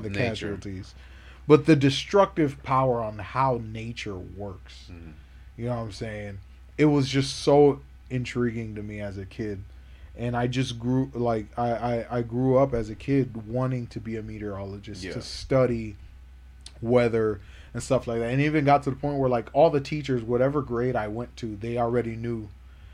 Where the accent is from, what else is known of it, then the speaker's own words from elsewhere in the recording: Florida, United States; growing up in Florida